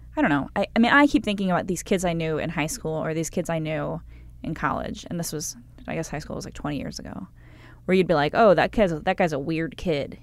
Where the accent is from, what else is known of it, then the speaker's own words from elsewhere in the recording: Cleveland, Ohio, United States; I'm from Cleveland